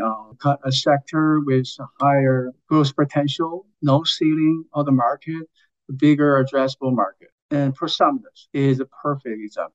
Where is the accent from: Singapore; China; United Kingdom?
China; moved away; I was from China originally